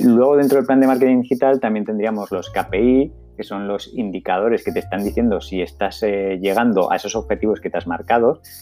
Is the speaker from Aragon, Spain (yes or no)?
yes; Zaragoza, Aragon, Spain; en Zaragoza, en mi tierra